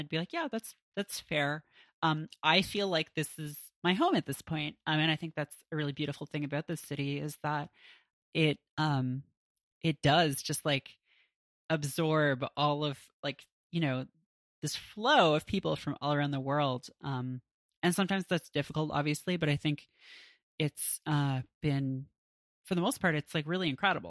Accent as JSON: {"language": "English", "country": "Canada", "tie": "born or raised there", "also_born_or_lived": "Toronto / West Coast (US)", "moved": "as an adult", "lives_now": "New York, United States", "said": "that, I was living on the West Coast for grad school. Prior to that, I grew up in Canada. So I spent like a minute in the States, more time on the West Coast than on the East."}